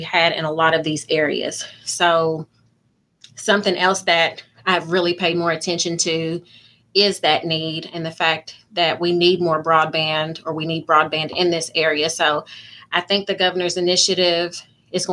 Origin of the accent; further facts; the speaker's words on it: Muhlenberg County, Kentucky, United States; Even though I am from Muhlenberg County, I do realize that I'm representing both counties.